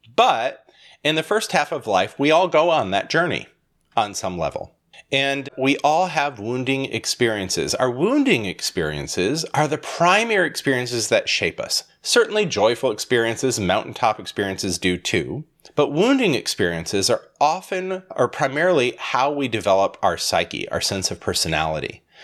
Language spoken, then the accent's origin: English; Holland, Michigan, United States; I was born in Holland, Michigan, filled with Dutch people.